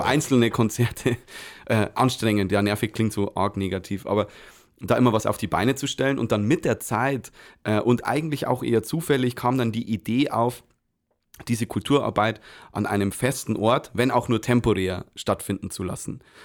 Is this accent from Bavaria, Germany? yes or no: yes; Micheldorf, Bavaria, Germany; now in Weiden, Germany; Ich bin aus Micheldorf und ähm, grundsätzlich, äh, ursprünglich.